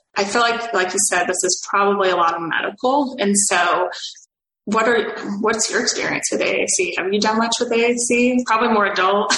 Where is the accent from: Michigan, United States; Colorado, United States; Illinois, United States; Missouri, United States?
Missouri, United States; I'm from Missouri, a very rural state.